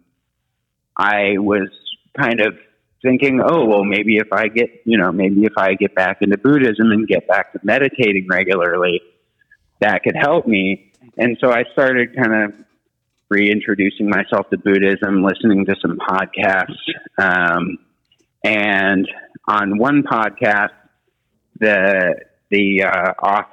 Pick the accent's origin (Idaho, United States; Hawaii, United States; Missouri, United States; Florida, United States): Missouri, United States; Kansas City; born or raised there